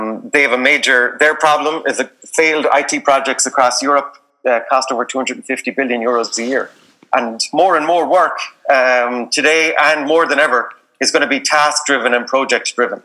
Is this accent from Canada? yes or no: no; Galway, Connacht, Ireland; also born or lived in South Pacific; I'm from Galway, went to college in NUI Galway